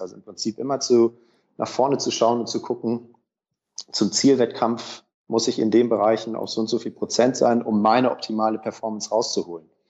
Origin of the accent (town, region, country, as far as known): Sauerland, North Rhine-Westphalia, Germany; moved away; also born or lived in Hamburg